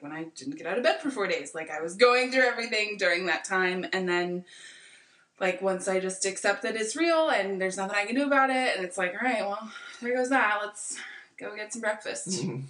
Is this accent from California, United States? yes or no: yes; Napa Valley, California, United States; I'm from Napa Valley